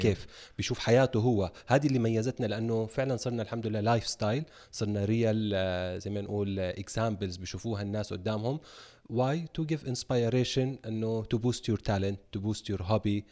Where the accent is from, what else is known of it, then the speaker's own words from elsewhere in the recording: Jeddah, Makkah Province, Saudi Arabia; مراتي من مواليد جده وعايشين هنا طول عمرنا